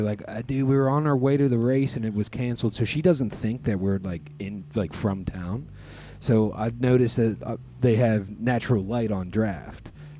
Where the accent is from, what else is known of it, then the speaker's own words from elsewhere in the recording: Annapolis, Maryland, United States; I was like, I've never been this far over the bridge. I'm from Annapolis.